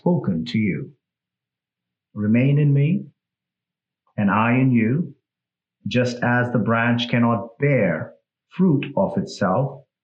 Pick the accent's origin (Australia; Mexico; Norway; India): India; English is a second language; moved away; I'm from India